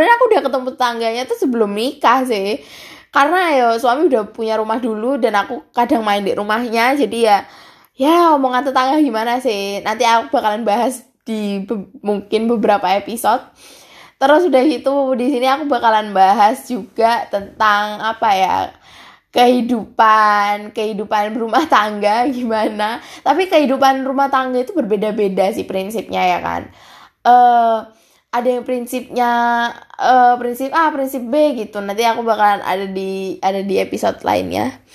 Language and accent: Indonesian; Bali, Indonesia; e, eh, gue orang Bali kak uh, eh, gue orang Bali guys e, soalnya gue agama Hindu